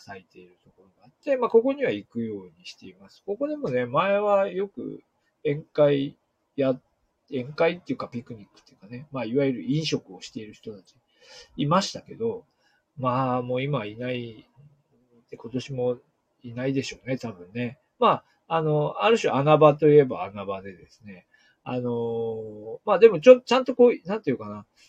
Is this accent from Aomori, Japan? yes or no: yes; Hirosaki, Aomori, Japan; also born or lived in Niigata Prefecture; now in Niigata, Japan; 私自身が出身地の、えー、青森県の弘前市ですね